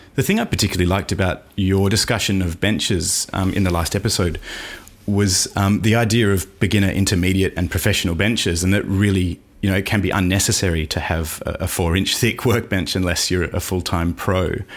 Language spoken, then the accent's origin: English; Australia; accent: Aussie; you've probably heard enough of my accent